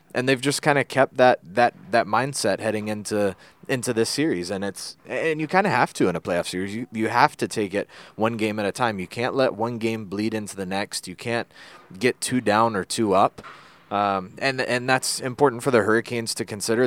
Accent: Kernersville, North Carolina, United States; accent: Kernersville twang

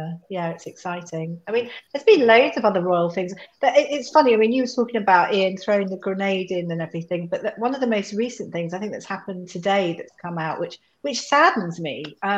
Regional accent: United Kingdom; I'm British, I'm this and that.

